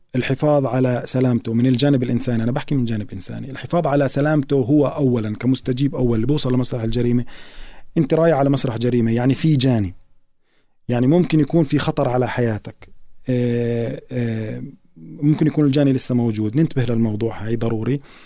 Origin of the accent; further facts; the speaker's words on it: Palestine; إحنا كمجتمع فلسطيني